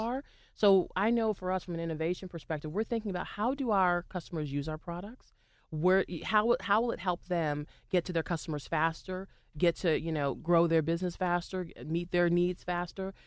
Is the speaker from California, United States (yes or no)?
no; Boston, Massachusetts, United States; now in Pittsburgh, United States; I used to sing a lot at, um, Fenway when I, I grew up in Boston